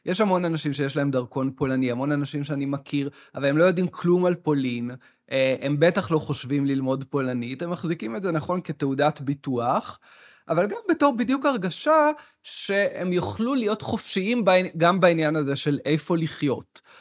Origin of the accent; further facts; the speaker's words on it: Tel Aviv, Tel Aviv District, Israel; אם נסתכל רק על מה שקרה אה, בישראל בשנה האחרונה, אני כתל אביבי, מבחינות מסוימות, הרגשתי אה, עד שבעה באוקטובר, מאוד אזרח של עיר המדינה שלי, תל אביב.